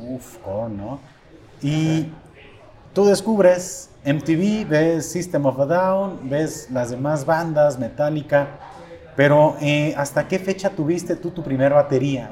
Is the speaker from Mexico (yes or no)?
yes; Mexico